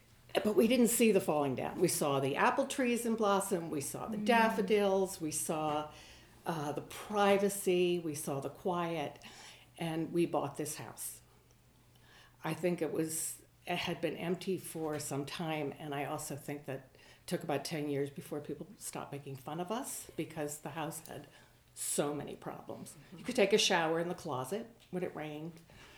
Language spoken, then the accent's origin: English; Connecticut, United States; moved away; also born or lived in New York; where I grew up in Connecticut outside of New York